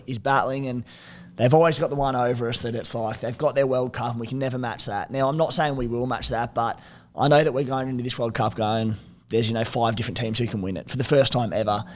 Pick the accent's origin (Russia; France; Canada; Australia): Australia; As an Aussie